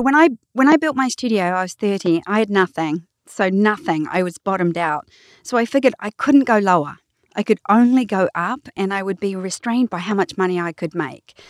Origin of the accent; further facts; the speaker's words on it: New Zealand; I love being a Kiwi